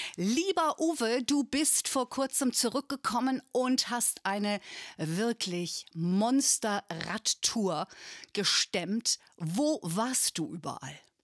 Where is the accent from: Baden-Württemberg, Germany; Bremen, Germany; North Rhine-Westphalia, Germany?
Bremen, Germany; ich bin in Bremen aufgewachsen